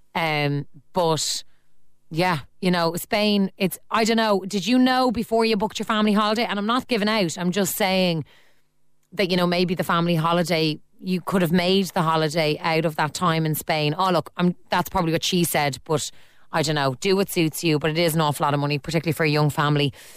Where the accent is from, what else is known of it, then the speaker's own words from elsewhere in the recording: Ireland; As Irish people